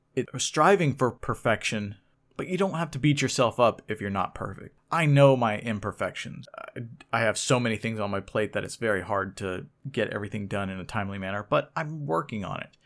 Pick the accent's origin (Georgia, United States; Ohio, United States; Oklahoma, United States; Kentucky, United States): Oklahoma, United States; Oklahoma City; I was brought up in Oklahoma City, Oklahoma